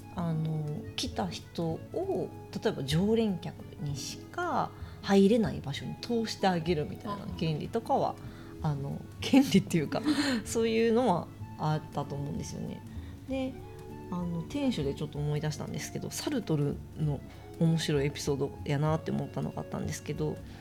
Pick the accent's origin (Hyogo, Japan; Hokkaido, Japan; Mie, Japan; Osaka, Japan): Osaka, Japan; moved away as an adult; also born or lived in New York, United States; now in Tokyo, Japan; 私大阪出身で大阪の実家からいっぺんニューヨークに